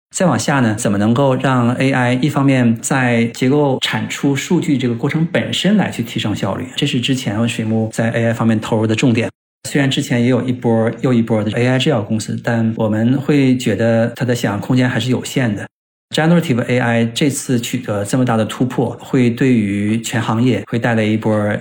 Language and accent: Chinese; China; 对于我们中国人的话，我到Boston感觉虽然环境很好